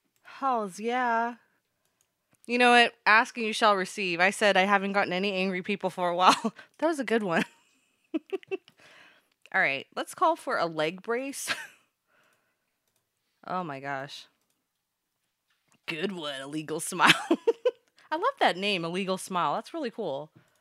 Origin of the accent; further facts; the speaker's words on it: West Coast, United States; Sorry, I'm from the West Coast, and it's kind of hard to communicate with people on your side of the nation.